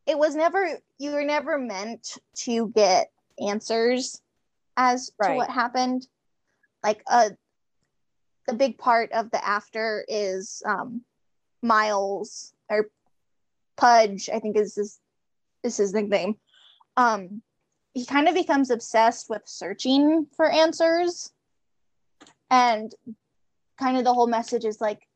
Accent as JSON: {"language": "English", "town": "Tucson", "region": "Arizona", "country": "United States", "said": "we're from Tucson"}